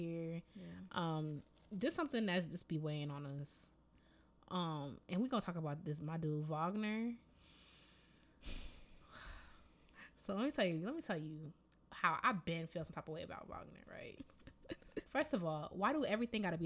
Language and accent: English; Jamaica; accent: Jamaican; moved away; you lucky I'm not out here with my Jamaican accent